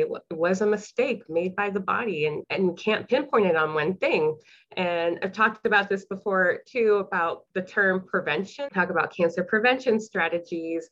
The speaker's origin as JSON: {"language": "English", "town": "Harlingen", "region": "Texas", "country": "United States", "tie": "born or raised there", "also_born_or_lived": "Ohio / Illinois", "moved": "as an adult", "said": "I am born and raised in Harlingen, Texas. So I've been a Texas girl"}